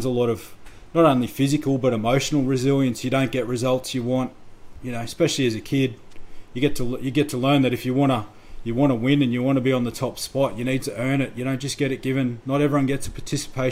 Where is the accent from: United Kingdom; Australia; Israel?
Australia; Toowoomba, Queensland; I grew up in Toowoomba